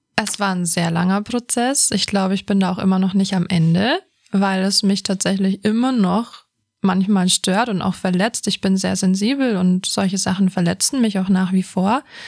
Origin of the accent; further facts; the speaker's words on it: Bavaria, Germany; Ich bin ja hier in Bayern aufgewachsen